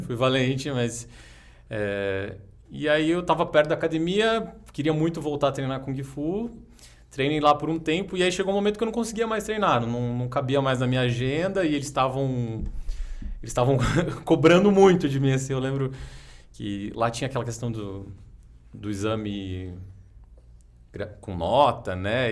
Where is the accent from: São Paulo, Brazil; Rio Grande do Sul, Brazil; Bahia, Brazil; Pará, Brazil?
São Paulo, Brazil; Jacareí; now in São Paulo, Brazil; eu sou de Jacareí, interior de São Paulo. Comecei lá